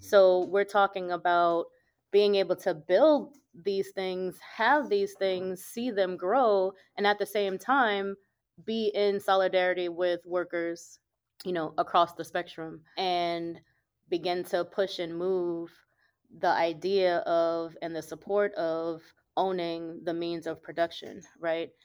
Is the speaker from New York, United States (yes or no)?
yes; New York City, New York, United States; now in Jackson, United States; I grew up mostly in New York City. And so as soon as I open my mouth, folks know I'm from the north